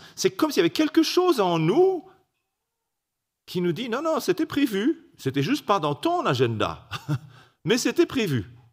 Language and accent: French; Belgium; salutations de Belgique